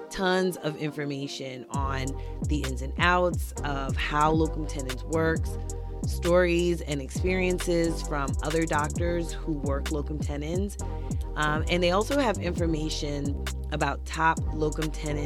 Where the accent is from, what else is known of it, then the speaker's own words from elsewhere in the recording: New York City, New York, United States; moved away as an adult; also born or lived in Kansas City; now in New Jersey, United States; I'm originally from Brooklyn, New York. I live now in New Jersey with my husband and my two boys